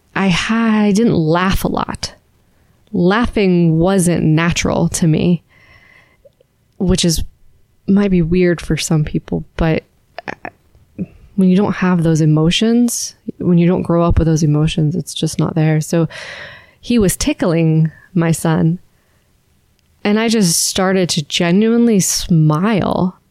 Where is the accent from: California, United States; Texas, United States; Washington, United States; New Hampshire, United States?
California, United States; San Francisco; moved away as an adult; also born or lived in Alabama; now in Charlotte, United States; where we grew up and growing up in San Francisco